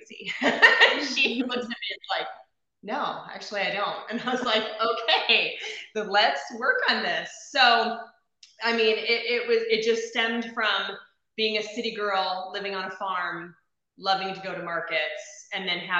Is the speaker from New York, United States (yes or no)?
no; Phoenix, Arizona, United States; now in Cincinnati area, United States; So I'm from Phoenix originally